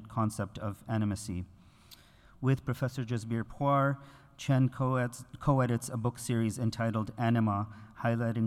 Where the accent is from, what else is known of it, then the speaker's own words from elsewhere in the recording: Canada; I am, as a Canadian